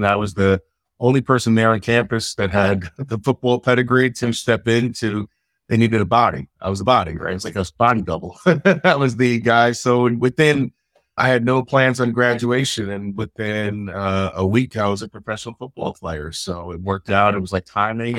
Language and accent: English; New York City, New York, United States; growing up in Brooklyn in probably a poor, underprivileged environment like I did